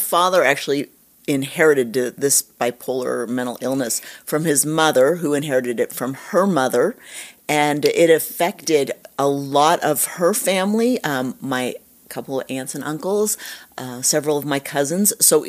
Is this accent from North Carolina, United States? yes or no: no; Utah, United States; born there; I was born in Utah and moved all over. I went to a different school every year of my life.